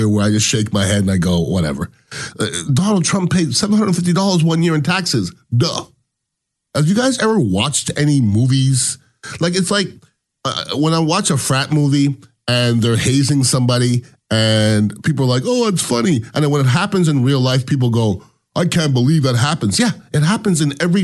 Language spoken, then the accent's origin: English; United States; I am American